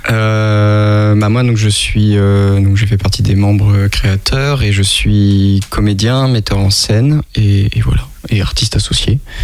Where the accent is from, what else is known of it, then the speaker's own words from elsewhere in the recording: Toulouse, Occitania, France; also born or lived in Paris; now in Angers, France; je suis de Toulouse